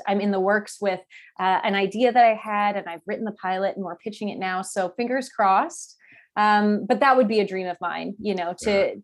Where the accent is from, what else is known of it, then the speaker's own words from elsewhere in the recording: Calgary, Alberta, Canada; I grew up in Calgary